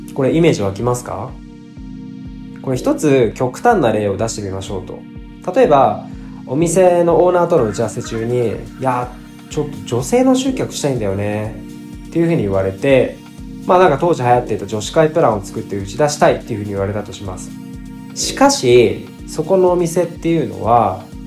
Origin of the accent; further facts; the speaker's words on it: Fukuoka, Japan; also born or lived in Saga; 佐賀生まれ福岡育ちの九州男児です